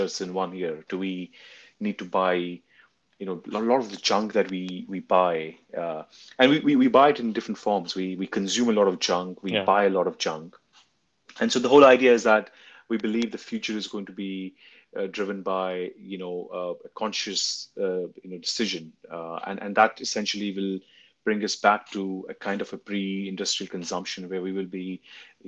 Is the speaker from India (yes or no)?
yes; India; moved away; I was born and raised in India for a large part of my life